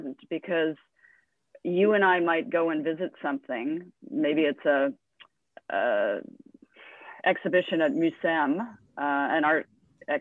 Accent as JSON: {"language": "English", "country": "Canada", "said": "I am a Canadian"}